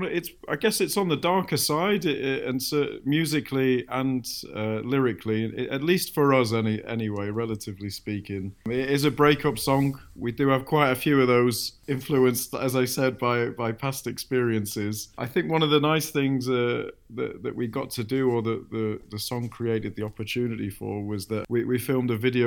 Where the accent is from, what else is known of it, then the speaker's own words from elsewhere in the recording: Manchester, North West England, United Kingdom; I grew up in Manchester